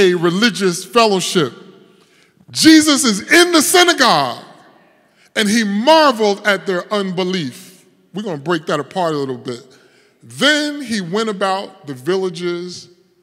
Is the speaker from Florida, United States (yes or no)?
no; Paterson, New Jersey, United States; moved away; also born or lived in North Carolina; I grew up in Patterson